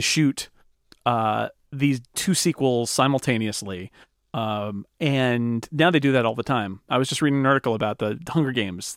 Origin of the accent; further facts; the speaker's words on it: Sonora, California, United States; Jamestown, California, which is about four miles from where I grew up